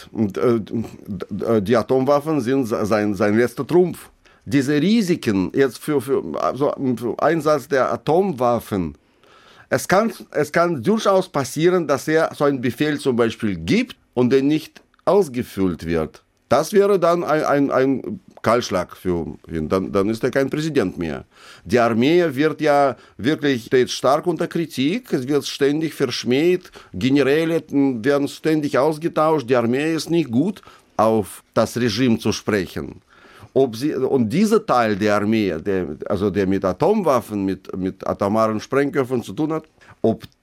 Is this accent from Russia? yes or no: yes; Russia; German is a second language; now in Germany; ich bin gleichzeitig bin ich ein, ein Russe und, und sehe mich in, auch in der Verantwortung, was dort jetzt passiert.